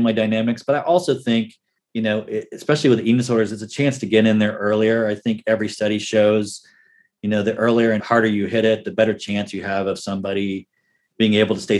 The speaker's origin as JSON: {"language": "English", "town": "Tulsa", "region": "Oklahoma", "country": "United States", "tie": "born or raised there", "also_born_or_lived": "Pittsburgh, Pennsylvania", "moved": "as an adult", "said": "I grew up around Tulsa."}